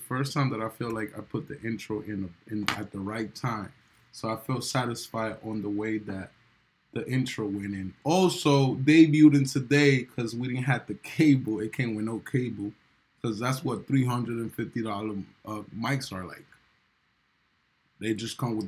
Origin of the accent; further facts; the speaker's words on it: New York, United States; I'm a New Yorker. So as a New Yorker